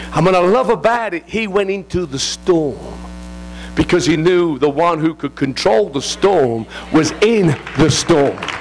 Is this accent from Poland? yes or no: no; England, United Kingdom; I'm English